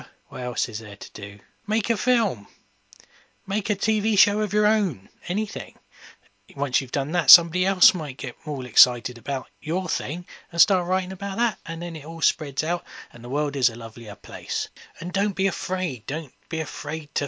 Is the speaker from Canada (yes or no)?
no; England, United Kingdom; I am English